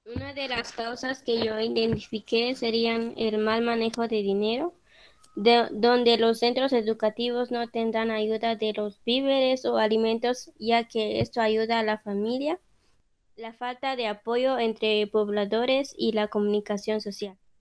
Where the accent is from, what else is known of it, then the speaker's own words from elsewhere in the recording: Guatemala; nosotras como guatemaltecos, como ciudadanos